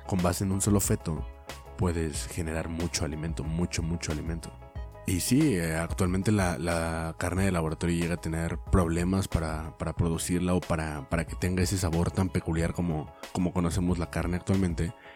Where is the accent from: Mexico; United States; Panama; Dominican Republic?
Mexico